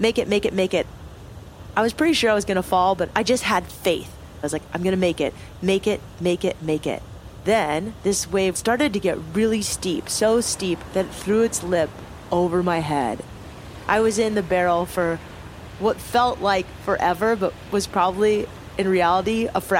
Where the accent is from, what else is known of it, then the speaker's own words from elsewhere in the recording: Cardiff-by-the-Sea, California, United States; also born or lived in Solana Beach, California; I grew up in Cardiff by the Sea, California, on the beach